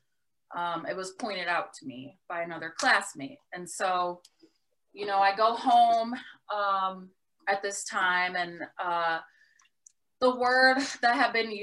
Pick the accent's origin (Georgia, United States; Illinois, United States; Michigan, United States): Michigan, United States; Detroit; I grew up in Detroit and went to Detroit Public Schools until the sixth grade.